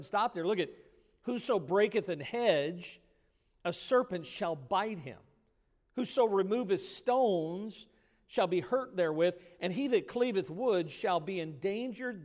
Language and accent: English; Midwest, United States; I grew up in the Midwest, and we called it soda